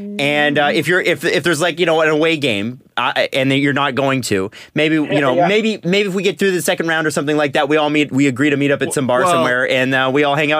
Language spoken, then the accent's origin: English; Toronto, Ontario, Canada; I'm from Scarborough originally.